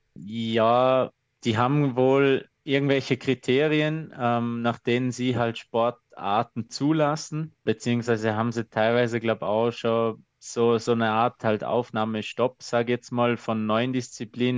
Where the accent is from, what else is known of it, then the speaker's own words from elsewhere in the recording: Austria; bei uns in Österreich